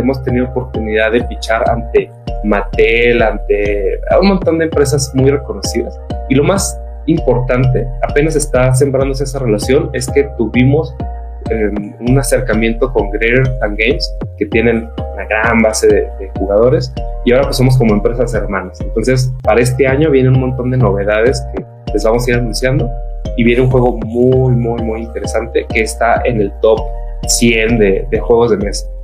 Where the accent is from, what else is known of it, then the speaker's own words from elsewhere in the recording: northern Mexico, Mexico; El norte, que es la mi ciudad de origen